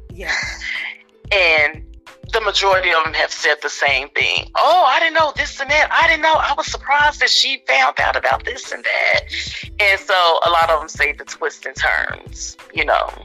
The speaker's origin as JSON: {"language": "English", "town": "Austin", "region": "Texas", "country": "United States", "tie": "born or raised there", "said": "Hillcrest is the street that I grew up on in East Austin."}